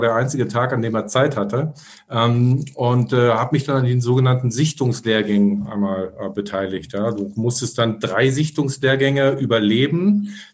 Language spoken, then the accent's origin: German; Berlin, Germany; wir kommen aus Ostberlin, äh, sind ja in, also ich bin in Ostberlin 1977, boah, schon lange her, aber ist, ist so immer so ähm, geboren und ja, da, da, da kommst du, da wächst du natürlich so ein bisschen so rein.